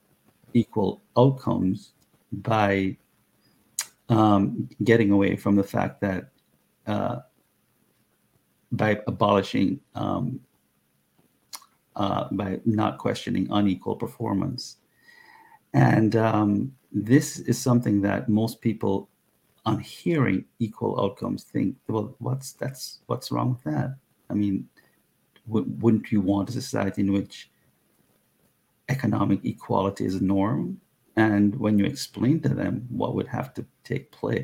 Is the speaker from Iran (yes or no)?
no; Jamaica; now in United States; my Jamaican countryman Usain Bolt